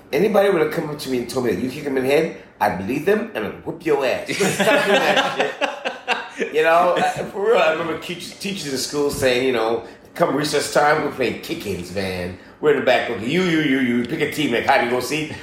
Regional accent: Edmonton, Alberta, Canada; also born or lived in Port of Spain, Trinidad and Tobago; now in Los Angeles, United States; My parents separated. I was at the age of six. We moved to Edmonton, Alberta, Canada

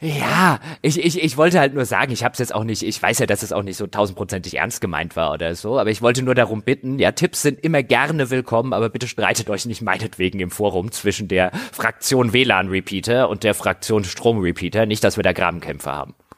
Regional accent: Griesheim, Hesse, Germany; in dem Ort, wo ich herkomme, also in Griesheim

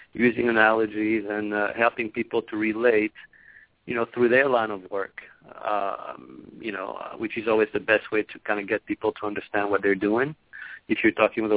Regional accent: Cameroon; I grew up in Cameroon

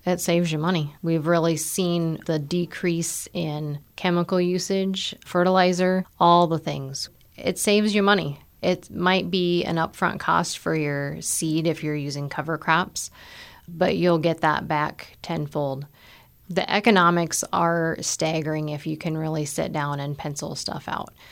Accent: Nebraska, United States; moved away as an adult; now in South Dakota, United States; I grew up in Nebraska on a farm.

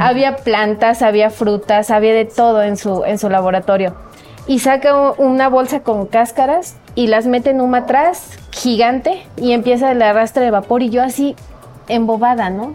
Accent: Coatepec, Veracruz, Mexico; orgullosamente cuatepecana. Eh, me siento muy, muy bendecida de haber nacido en esa tierra. Este, y pues ahí transcurrió, ha transcurrido toda mi vida

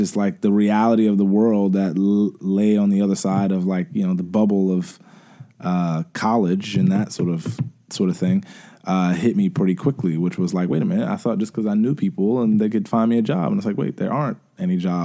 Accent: Atlanta, Georgia, United States; born or raised there; also born or lived in New York

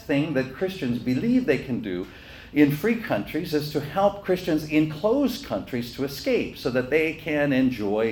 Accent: United States; now in South Korea; we're from America

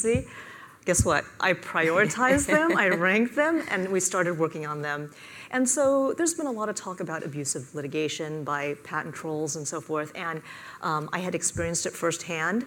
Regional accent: Silicon Valley, California, United States; moved away as an adult; also born or lived in Washington, D.C.; I was born and raised in the Silicon Valley

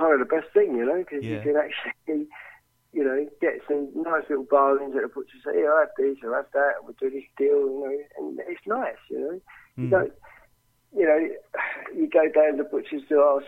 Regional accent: Romford, London, United Kingdom; I grew up around Rockford Market

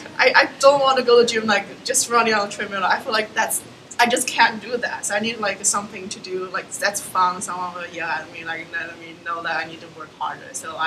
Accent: China; now in Jersey City, United States

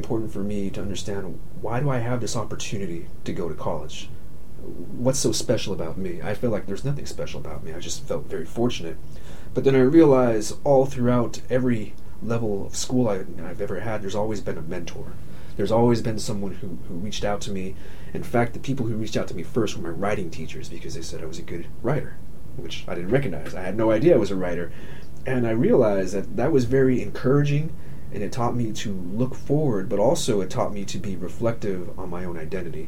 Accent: Arizona-Mexico border, United States; first language English; now in Kentucky, United States; my own experience growing up on Arizona-Mexico border

